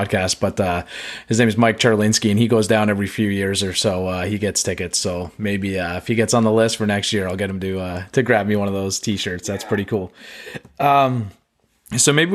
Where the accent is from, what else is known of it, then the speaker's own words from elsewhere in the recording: Canada; as a Canadian